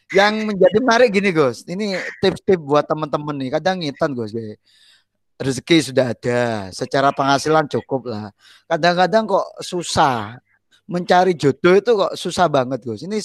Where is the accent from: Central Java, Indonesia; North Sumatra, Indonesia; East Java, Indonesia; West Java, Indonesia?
East Java, Indonesia; Pasuruan; Saya dari dulu kan asli saya Pasuruan nih.